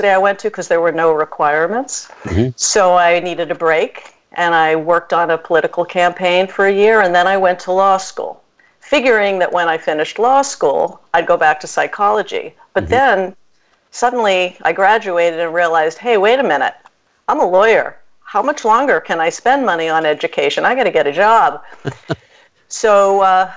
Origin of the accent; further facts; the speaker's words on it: Boston, Massachusetts, United States; also born or lived in Brookline, Massachusetts; I grew up in Jamaica Plain, Massachusetts, mm-hmm. and Brookline, Massachusetts